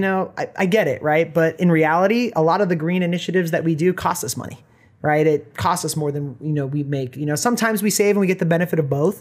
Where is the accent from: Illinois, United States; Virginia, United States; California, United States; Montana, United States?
California, United States; Orange County, Los Angeles area; moved away as an adult; now in Bend, United States; I was born in Orange County, Los Angeles area